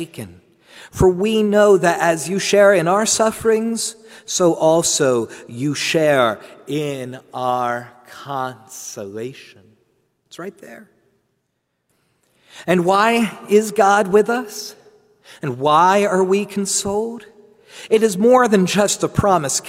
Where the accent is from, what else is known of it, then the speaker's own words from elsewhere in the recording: New Jersey, United States; I'm from New Jersey